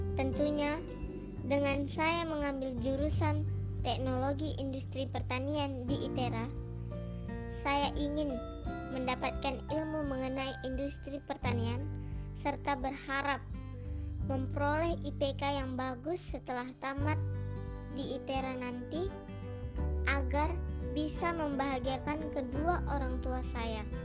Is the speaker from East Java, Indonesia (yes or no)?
no; North Sumatra, Indonesia; Saya berasal dari Sumatera Utara